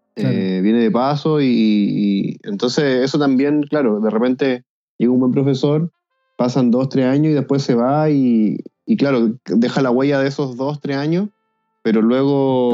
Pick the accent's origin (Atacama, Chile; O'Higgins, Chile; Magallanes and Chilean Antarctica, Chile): Atacama, Chile; Copiapó; also born or lived in Santiago; now in Iquique, Chile; yo soy copiapino, yo, yo nací en Copiapó